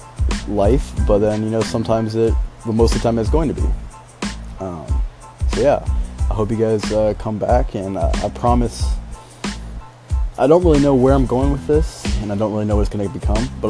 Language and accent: English; West Coast, United States; moved away as an adult; now in Midwest, United States; I'm originally from the West Coast, but the second I had an opportunity to get out and experience something new, that's what I did